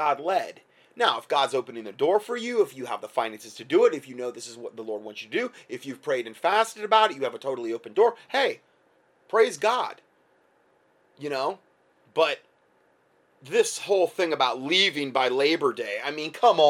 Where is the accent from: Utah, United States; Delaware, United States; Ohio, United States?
Ohio, United States; near Lima; In Lima, Ohio, it's not far from where I was born